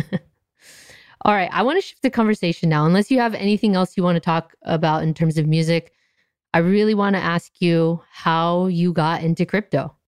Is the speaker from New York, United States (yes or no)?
no; Anaheim, California, United States; I grew up in Anaheim